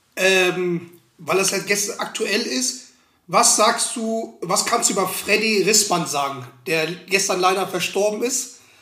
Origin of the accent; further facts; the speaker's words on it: Schwelm, North Rhine-Westphalia, Germany; ich komme aus Schwelm